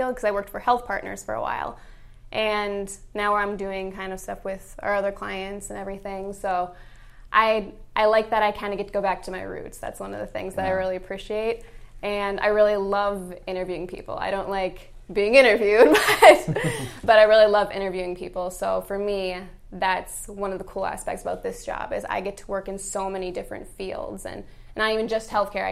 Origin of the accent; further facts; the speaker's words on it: Wisconsin, United States; I'm from Wisconsin